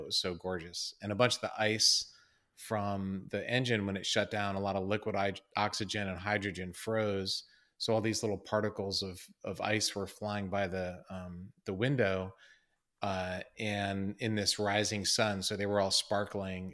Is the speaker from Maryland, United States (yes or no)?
yes; Columbia, Maryland, United States; I'm from Maryland, from Columbia, Maryland